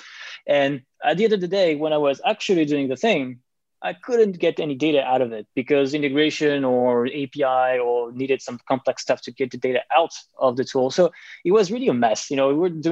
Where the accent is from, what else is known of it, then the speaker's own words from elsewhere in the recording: France; accent: French; also born or lived in Paris; I'm French, as you can tell probably from my accent